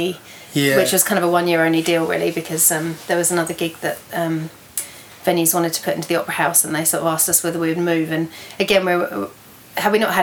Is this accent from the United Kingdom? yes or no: yes; near Brighton, South East England, United Kingdom; moved away as an adult; now in Wellington, New Zealand; I grew up near Brighton in the southeast of England.